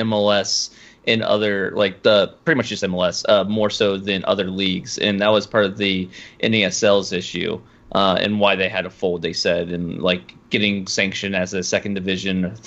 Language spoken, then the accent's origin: English; Ohio, United States; I'm from Ohio